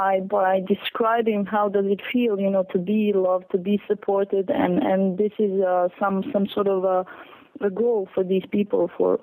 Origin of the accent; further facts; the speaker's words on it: Serbia; now in Paris, France; I'm coming from {S4} Serbia, actually, and I live in Paris. Like, it's totally mixed up. And you know, growing up in the war